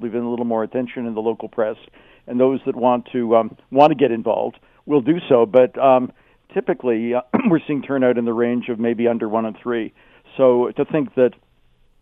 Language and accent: English; Toronto, Ontario, Canada; now in Kitchener-Waterloo, Canada; I'm originally from Toronto, although I live in KW now